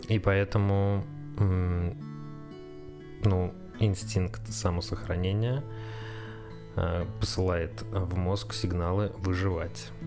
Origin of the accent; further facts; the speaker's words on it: Saratov, Saratov Oblast, Russia; moved away as an adult; now in Moscow, Russia; Так вот, значит, э, приехал я в Москву из Саратова. Это был, по-моему, был 16-й год. Э, и устроился в аэропорт.